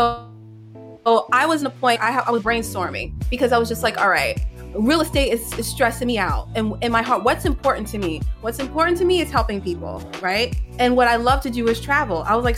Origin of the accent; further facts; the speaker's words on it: New York City, New York, United States; also born or lived in Queens / Manhattan; I was born in Queens, raised in the Bronx, went to school in Manhattan.